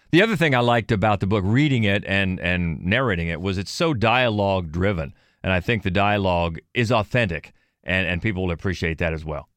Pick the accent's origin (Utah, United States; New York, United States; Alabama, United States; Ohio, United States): Ohio, United States; Cambridge; I'm from Cambridge, Ohio